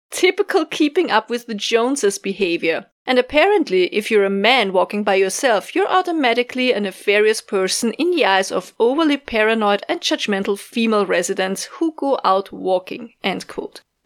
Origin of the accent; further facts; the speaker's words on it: Austria; from Austria